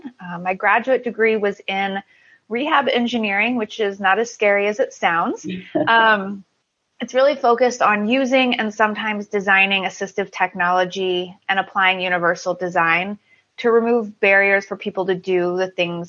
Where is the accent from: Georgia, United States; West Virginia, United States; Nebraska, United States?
Nebraska, United States; Omaha; moved away as an adult; So I was born and raised in Omaha, Nebraska, which is where I'm talking to you from.